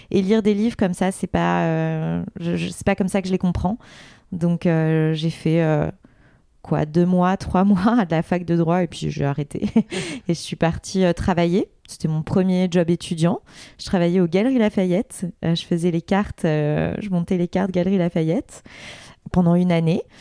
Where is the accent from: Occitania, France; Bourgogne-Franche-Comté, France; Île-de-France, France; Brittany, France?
Île-de-France, France; Vaujours; born there; Moi, je suis née en région parisienne, dans le 93, dans une petite ville qui s'appelle Vaujour, que peu de gens connaissent, où il y a même euh, des vaches, euh, des champs.